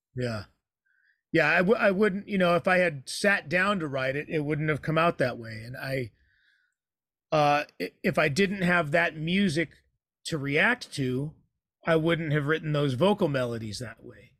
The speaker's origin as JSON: {"language": "English", "town": "San Jose", "region": "California", "country": "United States", "tie": "born or raised there", "also_born_or_lived": "San Francisco, United States", "moved": "as an adult", "lives_now": "Idaho, United States", "said": "I grew up in San Jose."}